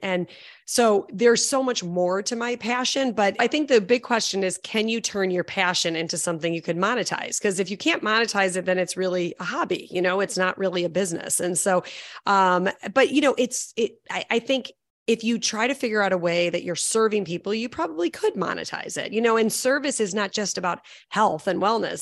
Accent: Chicago, Illinois, United States; I'm from Chicago

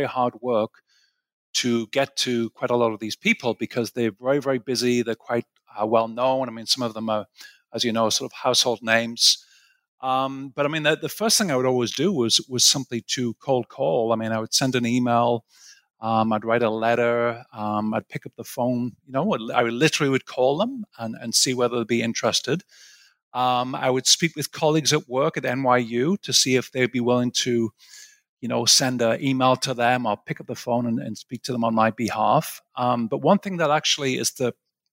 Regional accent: Sunderland, North East England, United Kingdom; moved away as an adult; also born or lived in Aberdeen, United Kingdom / Cambridge, United Kingdom / St Andrews, United Kingdom; now in New York, United States

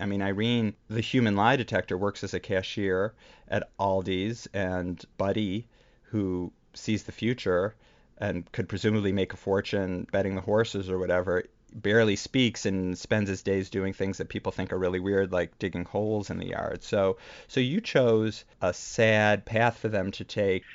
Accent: Chicago area, Illinois, United States; now in New York, United States; we both grew up in the Chicago area

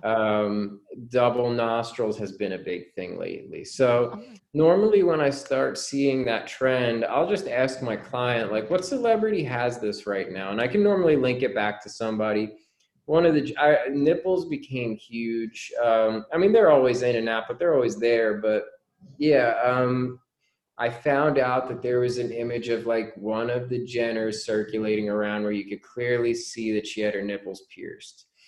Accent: New Jersey, United States; I grew up in New Jersey

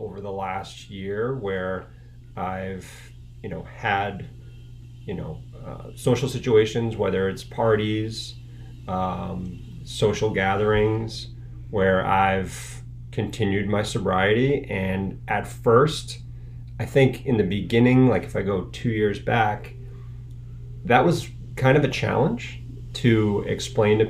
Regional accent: Needham, Massachusetts, United States; I live in Needham with my family here. I grew up in Needham, so I really, spread my wings.

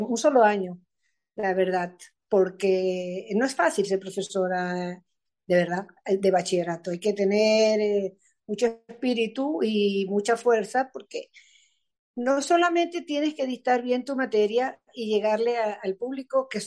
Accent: Spain; accent: Spanish; los chamos se iban a morir porque entre mi acento español, ¿entiendes?

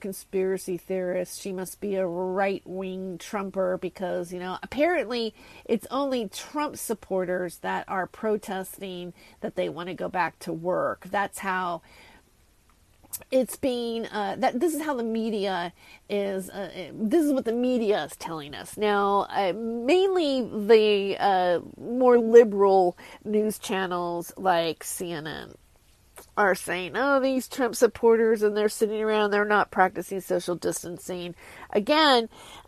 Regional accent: Fresno, California, United States; also born or lived in San Pedro, California / San Gabriel Valley, California; I was born in San Pedro, California, and I grew up predominantly in Fresno

